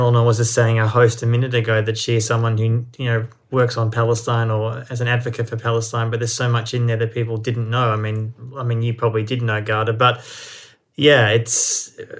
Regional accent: Australia; moved away; also born or lived in Israel; I was born in Australia, but I have German heritage

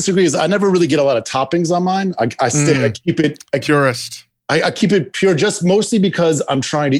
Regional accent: New York City, New York, United States; I'm born and raised in New York City, whole family born and raised in New York City.

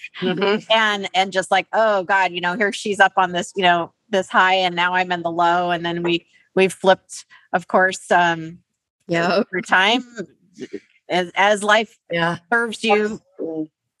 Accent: Alaska, United States; moved away as an adult; now in California, United States; But and then I moved to California. We grew up in Alaska.

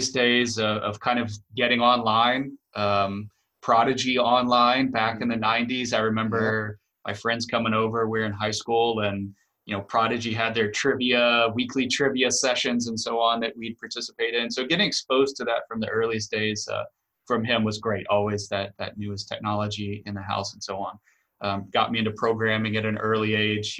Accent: Houston, Texas, United States; moved away as an adult; also born or lived in Los Angeles, California; now in Boston, United States; I grew up in Texas, outside of Houston, actually in a suburb outside of Houston

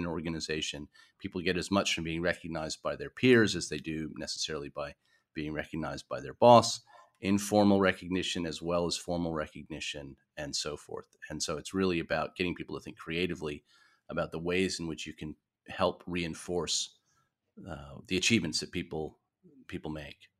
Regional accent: New York, United States; moved away as an adult; also born or lived in San Francisco / Melbourne; now in Australia; I wasn't born in Australia. I was born in New York.

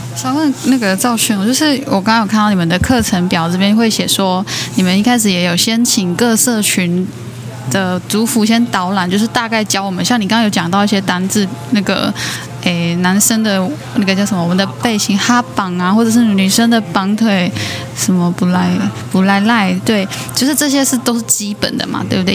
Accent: Nantou County, Taiwan; 我们都是南投的布农族

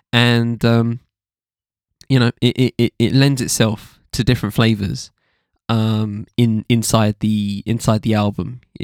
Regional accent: New York, United States; At the same time, growing up in New York, I was just surrounded by hip-hop.

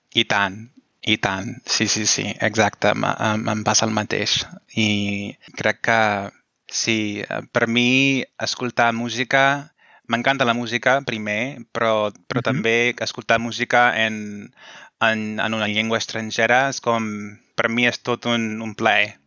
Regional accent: United States; Catalan is a second language; sóc dels Estats Units

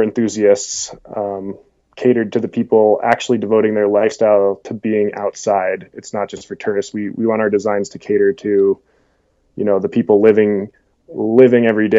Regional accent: Vail, Colorado, United States; moved away as an adult; also born or lived in Jackson Hole, Wyoming; I grew up, born and raised in Vail, Colorado, and back here now

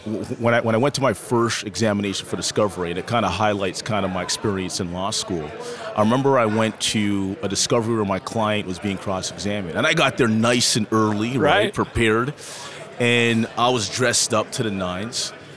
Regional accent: Toronto, Ontario, Canada; Yeah, so I'm born and raised in Toronto, Ontario, Canada. My parents immigrated to Canada from warm Barbados.

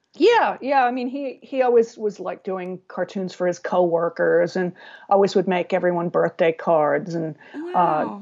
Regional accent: San Diego, California, United States; I grew up in San Diego

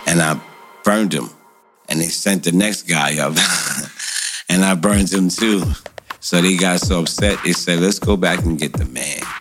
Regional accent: New York City, New York, United States; I'm born and bred in Brooklyn, New York, Brownsville

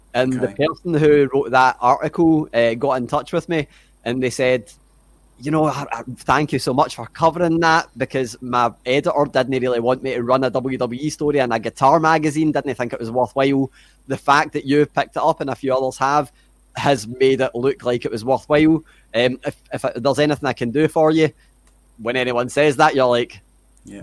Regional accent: Glasgow, Scotland, United Kingdom; accent: Scottish; grew up in Glasgow, lived here my whole life

